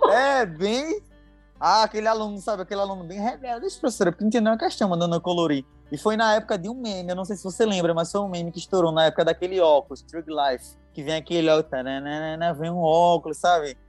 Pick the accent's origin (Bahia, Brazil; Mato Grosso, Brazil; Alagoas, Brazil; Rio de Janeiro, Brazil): Alagoas, Brazil; Palmeira dos Índios; moved away as an adult; also born or lived in São Paulo; now in Guarulhos, Brazil; Nasci em Palmeiras dos Índios e vim para São Paulo, creio que em 2005, 2006 e retornei para Alagoas em 2007. Então, e voltei, estou voltando agora para São Paulo, né? Então, basicamente, eu passei a minha adolescência lá em Alagoas.